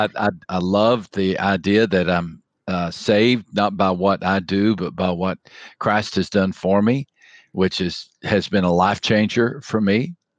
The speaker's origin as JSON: {"language": "English", "region": "West Texas", "country": "United States", "tie": "born or raised there", "said": "I grew up in West Texas"}